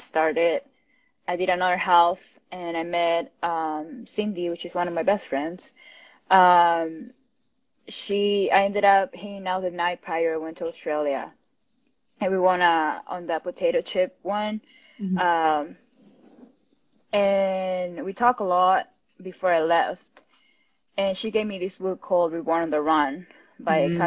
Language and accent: English; Peru; moved away as an adult; also born or lived in Miami, United States; now in California, United States; I'm originally from Peru. I was born and raised there. And I moved to the United States 5 years ago